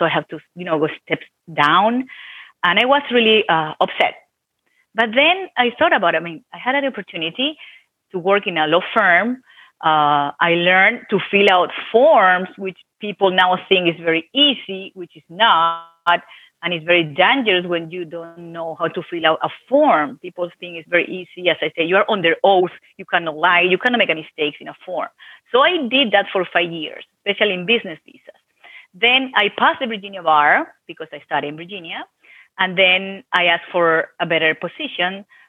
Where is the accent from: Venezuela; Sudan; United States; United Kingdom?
Venezuela; English is a second language; moved away as an adult; Well, actually, it was fine. I was an attorney there. I graduated in Venezuela, Catholic University.